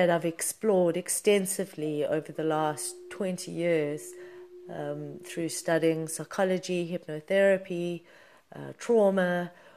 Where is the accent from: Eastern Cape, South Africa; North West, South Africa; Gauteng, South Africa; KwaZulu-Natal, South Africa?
Gauteng, South Africa; Johannesburg; I was born in Johannesburg, South Africa in 1978